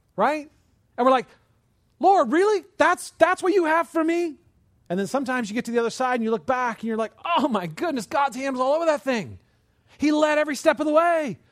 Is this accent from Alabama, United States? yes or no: no; California, United States; I grew up in California.